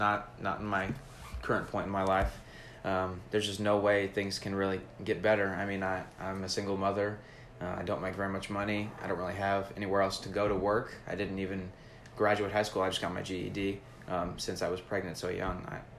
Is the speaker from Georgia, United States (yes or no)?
yes; Atlanta, Georgia, United States; So I grew up in Atlanta with my mom. She was single.